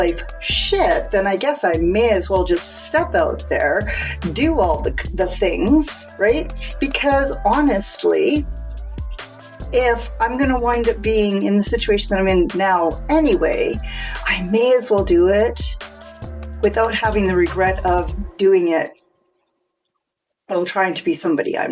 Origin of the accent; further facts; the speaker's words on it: Canada; also born or lived in Alberta; I live in Alberta in Canada. So yes, I am Canadian.